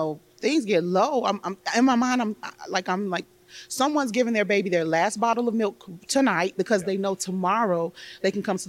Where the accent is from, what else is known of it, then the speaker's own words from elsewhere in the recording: Chicago, Illinois, United States; I am a Chicago girl, born and raised on the South Side.